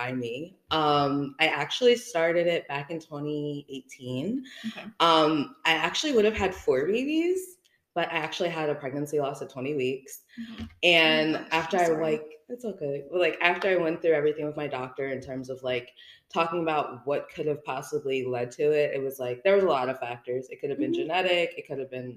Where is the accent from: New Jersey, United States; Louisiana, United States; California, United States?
New Jersey, United States; moved away as an adult; I am Jersey, born and raised. I lived in New Jersey my entire life, and it wasn't until I met my husband and we moved down here in 2019